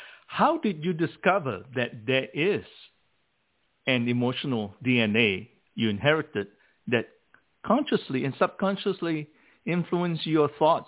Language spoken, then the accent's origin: English; Malacca, Malaysia; moved away as an adult; now in United States; I grew up in Malacca, Malaysia, and I came to the United States when I was 18.